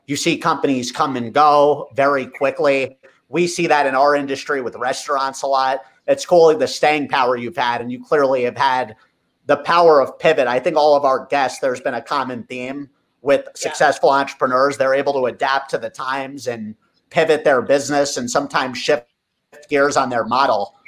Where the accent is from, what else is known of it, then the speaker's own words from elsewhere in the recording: New Jersey, United States; We're all East Coasters ourselves. We grew up in Jersey.